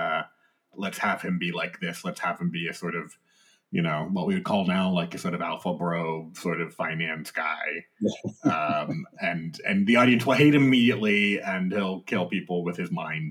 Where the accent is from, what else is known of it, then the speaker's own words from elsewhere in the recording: United States; as an American